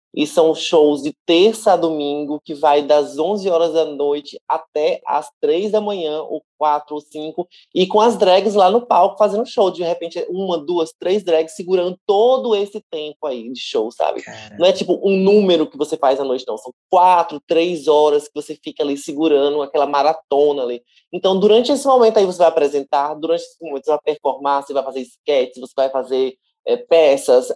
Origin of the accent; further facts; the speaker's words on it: Salvador, Bahia, Brazil; Aqui em Salvador, nós somos muito bairristas